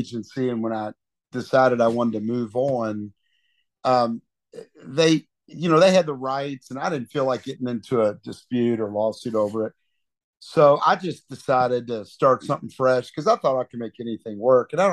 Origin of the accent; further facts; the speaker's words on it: Kentucky, United States; Kentucky's where I was born and raised and got my start